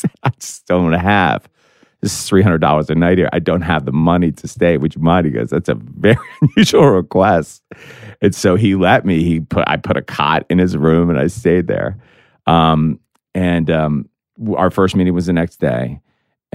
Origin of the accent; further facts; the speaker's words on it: Washington, United States; moved away; also born or lived in New York; I was from Washington